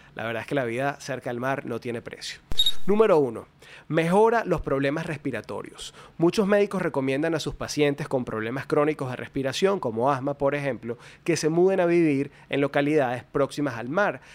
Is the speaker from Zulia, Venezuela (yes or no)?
no; Caracas, Capital District, Venezuela; moved away as an adult; yo nací y crecí en Caracas, luego decidí mudarme al, mar